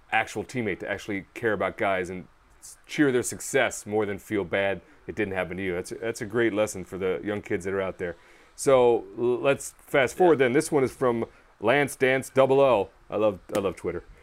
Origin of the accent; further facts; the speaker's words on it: Queens, New York, United States; I'm from Queens, New York.